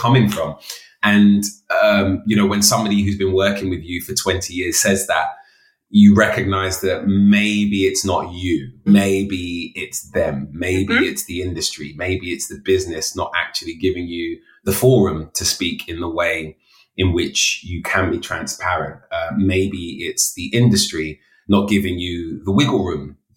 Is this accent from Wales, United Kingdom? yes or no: no; London, United Kingdom; a young man of color growing up in London in the inner city